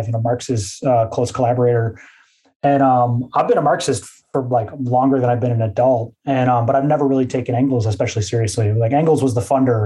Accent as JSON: {"language": "English", "region": "Midwest", "country": "United States", "said": "my disposition as a Midwesterner"}